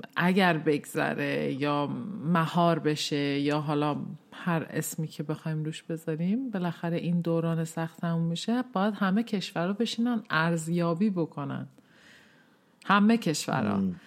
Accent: Tehran, Tehran Province, Iran; now in Sweden; من سال 1364 در تهران به این دنیا آمدم

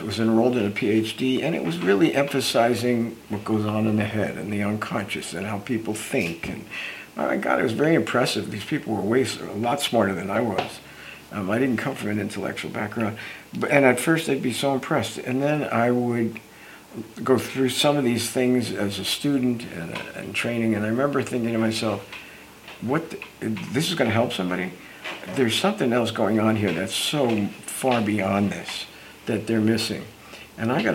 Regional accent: Newark, New Jersey, United States; moved away as an adult; now in California, United States; here I come to California from Newark, New Jersey area

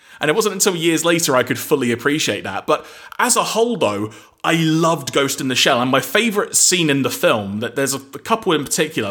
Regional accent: London, United Kingdom; I grew up in North London

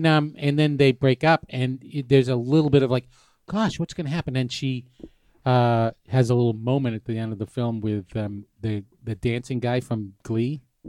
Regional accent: New Hampshire, United States; I grew up in New Hampshire.

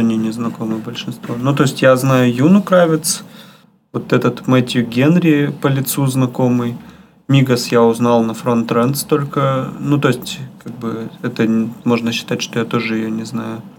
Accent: Yekaterinburg, Sverdlovsk Oblast, Russia

